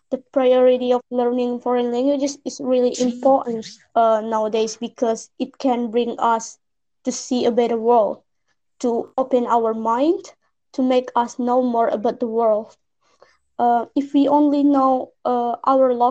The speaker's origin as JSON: {"language": "Indonesian", "region": "Bengkulu", "country": "Indonesia", "said": "aku dari Bengkulu. Uh, bahasa daerah kita itu bahasanya kayak bahasa Melayu gitu."}